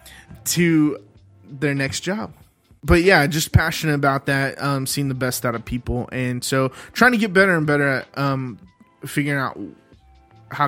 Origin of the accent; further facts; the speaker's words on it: Dallas, Texas, United States; grew up in Dallas, Texas